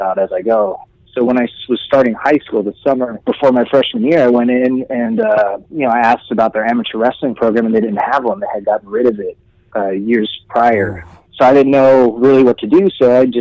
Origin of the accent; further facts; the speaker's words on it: Riverside, California, United States; also born or lived in Kansas City, Missouri / Chatsworth, Los Angeles; Then we moved a little bit east out of the city towards Riverside, and I grew up there. So I grew up in Southern California. I was raised in Southern California.